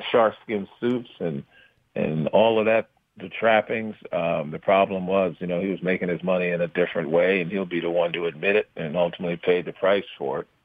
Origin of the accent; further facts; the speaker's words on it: New York City, New York, United States; also born or lived in Brooklyn; I was born in Brooklyn. Um, you know, lived in Bed Stuy, East New York for a while, and then um, when my father got a city job, we moved to Queens